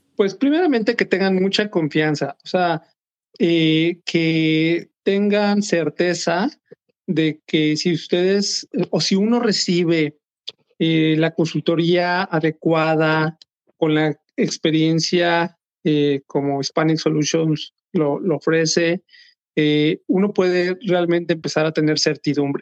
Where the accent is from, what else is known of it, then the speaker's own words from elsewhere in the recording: Mexico City, Mexico; moved away as an adult; now in Minnesota, United States; soy mexicano, nací en México, tengo 48 años de edad, básicamente 47 años viví en la Ciudad de México